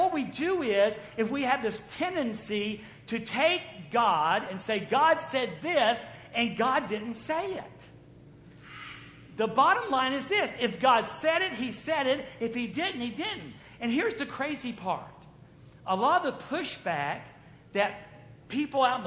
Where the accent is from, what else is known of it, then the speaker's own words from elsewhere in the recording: the South, United States; I was raised in the South